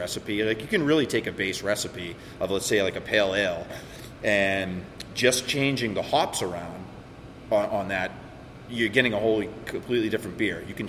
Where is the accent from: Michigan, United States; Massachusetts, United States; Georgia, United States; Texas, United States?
Massachusetts, United States; Dracut; I grew up in Dracut